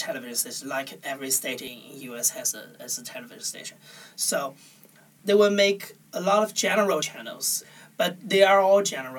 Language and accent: English; Anhui, China; English is a second language; Well, during my childhood, is 1990s. Well, China already have the cable television, and there's a lot of TV channels at that time in China